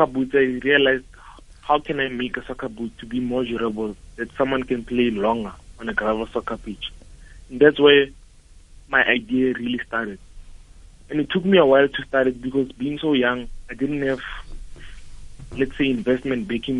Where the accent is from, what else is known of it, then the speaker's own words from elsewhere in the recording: Pretoria, Gauteng, South Africa; I started playing soccer in my township where I come from. So I come from Atteridgeville, which is a small township in Atteridgeville, in Pretoria